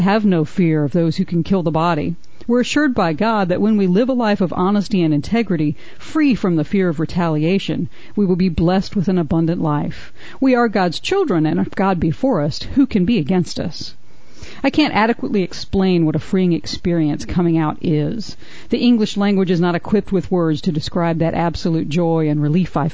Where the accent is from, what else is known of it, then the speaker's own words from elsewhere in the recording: the South, United States; also born or lived in Atlanta; Growing up in the South